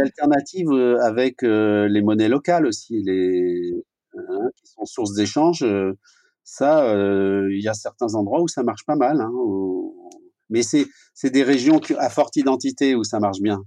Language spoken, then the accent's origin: French; France; chez nous en France